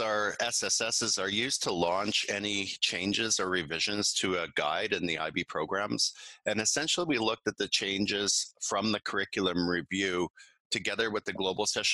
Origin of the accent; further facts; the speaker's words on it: Canada; moved away as an adult; now in Beijing, China; I'm a Canadian. I've been living and teaching internationally since 2006.